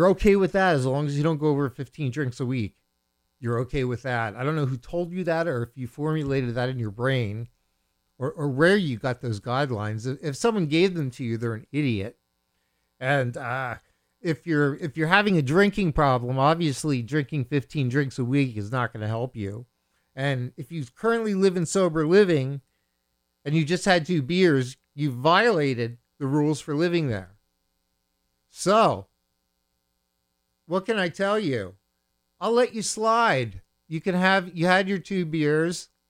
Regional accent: Bethlehem, Pennsylvania, United States; I grew up in the Allentown area. I grew up in Bethlehem

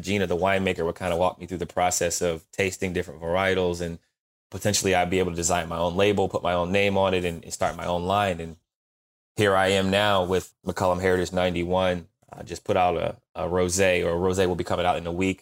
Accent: Canton, Ohio, United States; I grew up in Canton, Ohio

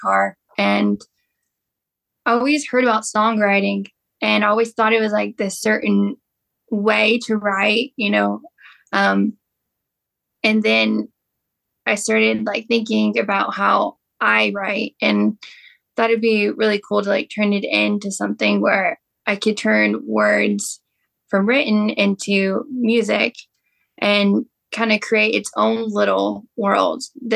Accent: Texas, United States; moved away as an adult; now in Nashville, United States; I'm originally from Texas, and I moved here about a year and a half ago

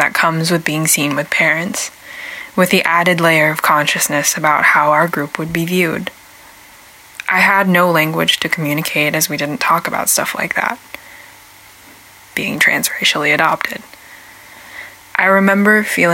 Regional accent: Portland, Oregon, United States; also born or lived in China; I was raised on the Siletz, Multnomah, and Clackamas tribal lands, which are also known as Portland, Oregon

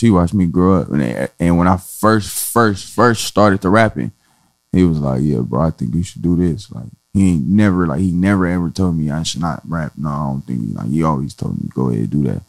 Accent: Compton, California, United States; I'm from Compton, California, the West Side to be exact, Alonzo Central

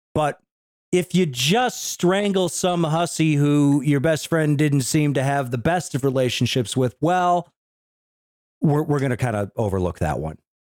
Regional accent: United States; as an American

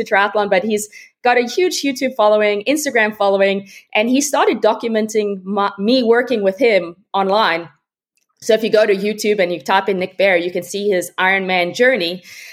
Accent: South Africa; now in Austin, United States; I'm originally from South Africa. I grew up in a small town

